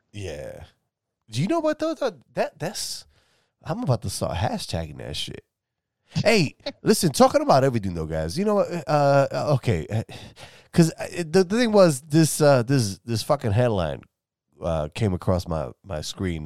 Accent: New York City, New York, United States; moved away; I'm from New York City originally

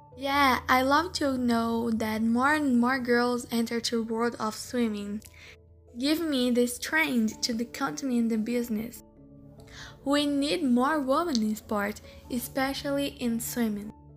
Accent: Canada; I'm from Canada.

